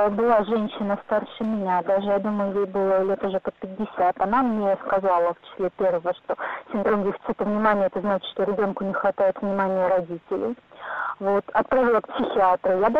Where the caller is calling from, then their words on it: Moscow, Russia; А, я из Москвы